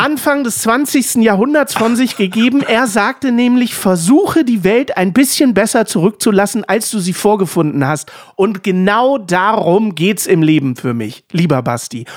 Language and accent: German; Dresden, Saxony, Germany; wollte ich die Frauenkirche aus Dresden gerne bauen, äh, weil es nun mal meine Heimat ist